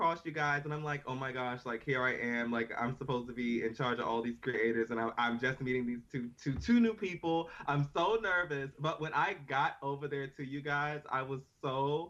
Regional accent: Maryland, United States; I'm actually from Maryland. I'm from the DMV.

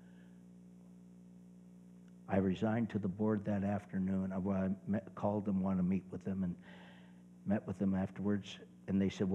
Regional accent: Brampton, Ontario, Canada; also born or lived in Nova Scotia; now in Georgetown, Canada; Brampton's my hometown

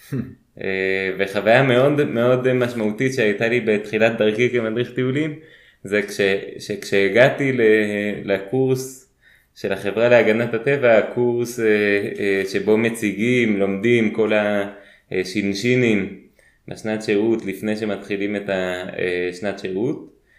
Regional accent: Beersheba, Southern District, Israel; אני נולדתי וגדלתי בבאר שבע.

